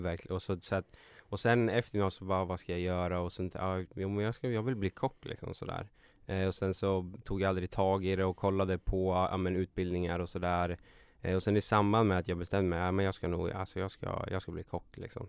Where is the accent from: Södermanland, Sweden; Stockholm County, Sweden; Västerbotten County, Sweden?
Södermanland, Sweden; Katrineholm; also born or lived in Nyköping; jag föddes i Nyköping och uppvuxen i Katrineholm.